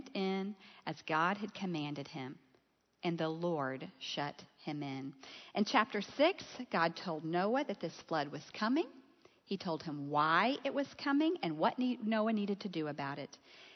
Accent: Gulf Coast, south of Houston, Texas, United States; I grew up on the Gulf Coast, south of Houston

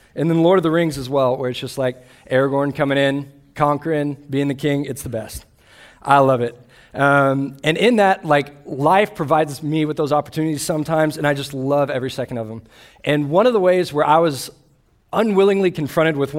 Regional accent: Austin, Texas, United States; I grew up in Austin, Texas, where I grew up a Longhorn fan.

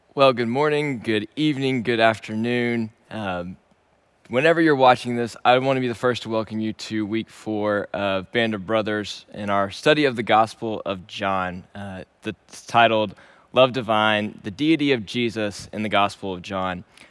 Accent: Shreveport, Louisiana, United States; moved away as an adult; also born or lived in Dallas, Texas; Originally, I am from Shreveport, Louisiana, and I was born and raised there

